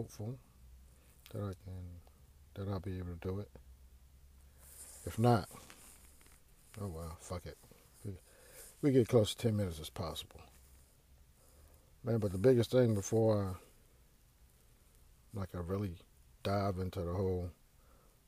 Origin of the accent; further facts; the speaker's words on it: Houston, Texas, United States; moved away; I grew up in Houston's historic Fifth Ward